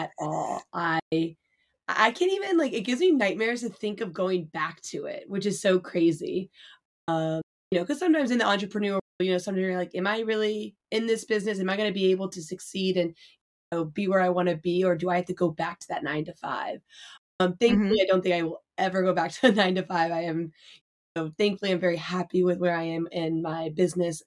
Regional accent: Northern Virginia, United States; moved away; also born or lived in Philadelphia area; I'm from the Northern Virginia

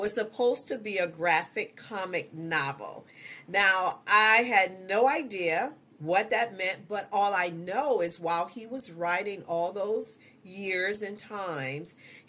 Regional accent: Ohio, United States; moved away as an adult; now in Georgia, United States; I did go back home, which we're from Ohio. We moved to Georgia 2 years ago

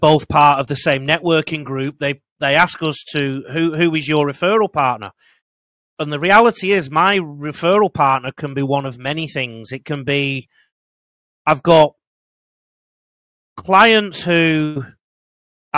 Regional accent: the north of England, United Kingdom; accent: Northern English; now in Australia; I've got a Northern English accent

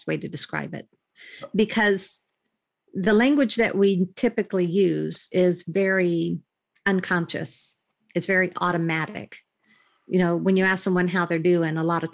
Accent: United States; moved away as an adult; now in United Kingdom; I'm in the UK right now, but I'm an American, and I'm also a Brit right now because I have my British citizenship. So, but I've been here for over 21 years.

